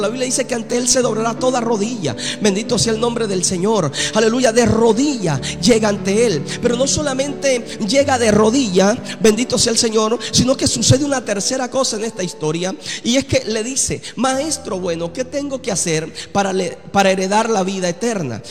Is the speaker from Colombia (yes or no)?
yes; Colombia; Y yo soy colombiano también